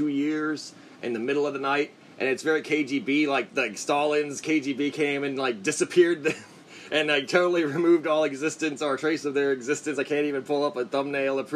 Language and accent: English; United States; as an American